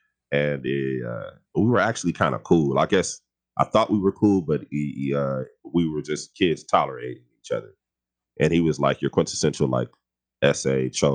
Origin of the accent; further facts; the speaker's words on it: Los Angeles, California, United States; I grew up on the west side of LA and off of like Fairfax and Adams